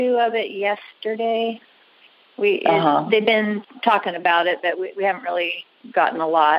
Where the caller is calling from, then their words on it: Albany, Oregon, United States; I'm calling from Albany, Oregon.